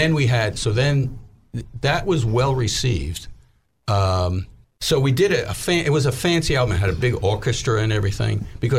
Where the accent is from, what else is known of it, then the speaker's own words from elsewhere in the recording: Little Rock, Arkansas, United States; now in New York, United States; because here I am from Little Rock, you know, and it was the recession.